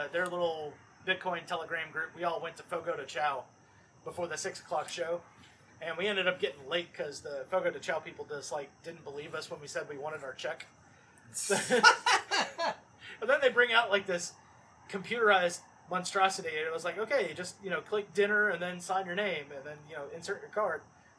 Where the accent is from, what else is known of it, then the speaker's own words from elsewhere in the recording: Sun Valley, Nevada, United States; We grew up right outside of Reno, Nevada, in the largest trailer park community in the world called Sun Valley.